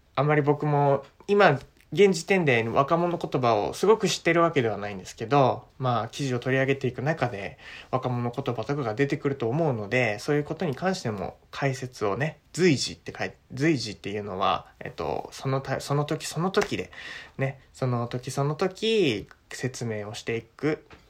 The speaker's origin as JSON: {"language": "Japanese", "country": "Japan", "said": "国籍は日本、ジャパン"}